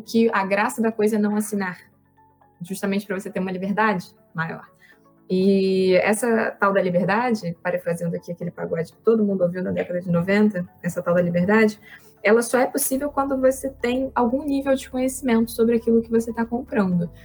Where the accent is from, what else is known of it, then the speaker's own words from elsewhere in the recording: Campos dos Goytacazes, Rio de Janeiro, Brazil; moved away; Eu vim do interior, eu vim lá de Campos do Goitacazes